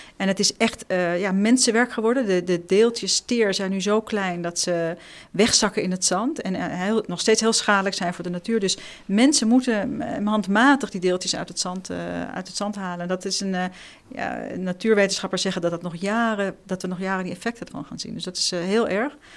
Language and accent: Dutch; Amsterdam, North Holland, Netherlands; also born or lived in Israel; ik kom uit Amsterdam